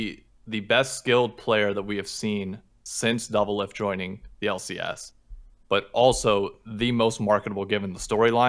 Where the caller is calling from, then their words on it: New York City, New York, United States; Calling from Hell's Kitchen in New York City.